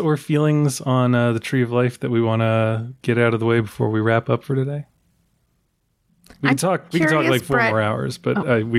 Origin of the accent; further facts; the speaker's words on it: Houston, Texas, United States; I am from Houston